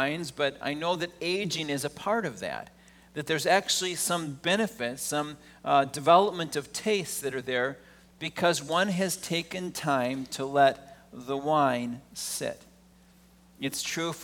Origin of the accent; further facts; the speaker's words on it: Wisconsin, United States; I grew up in Wisconsin